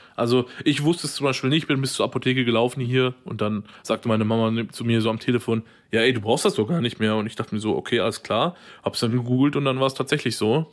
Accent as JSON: {"language": "German", "area": "Ruhr area", "region": "North Rhine-Westphalia", "country": "Germany", "said": "wir so als Ruhrpottler, ähm, ich ja ein bisschen mehr als du tatsächlich"}